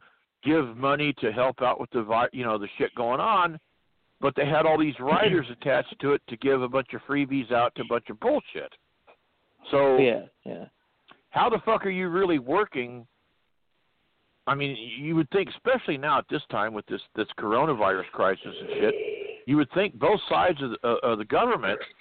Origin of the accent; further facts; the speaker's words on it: California, United States; My home state of California.